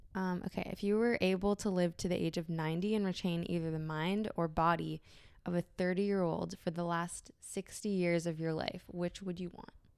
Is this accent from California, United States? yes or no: yes; San Francisco, California, United States; I was born and raised in San Francisco in the city